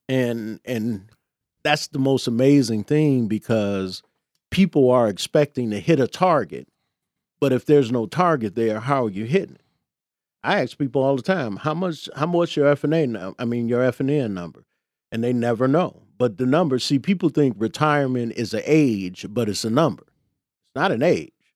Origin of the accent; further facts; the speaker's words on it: Chicago, Illinois, United States; I grew up in the Jeffrey Manor